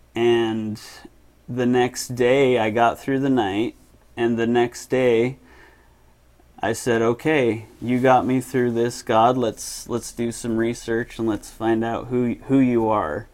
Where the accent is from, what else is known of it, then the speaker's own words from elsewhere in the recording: Murray, Utah, United States; also born or lived in Seattle, Washington; Grew up in Murray